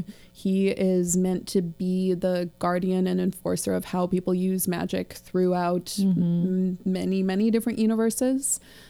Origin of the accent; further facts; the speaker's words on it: United States; So as an American child